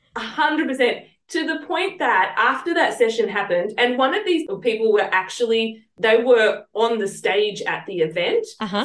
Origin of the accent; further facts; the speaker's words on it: Sydney, New South Wales, Australia; accent: southwest Sydney; moved away as an adult; now in Sunshine Coast, Australia; come from southeast Sydney or southwest Sydney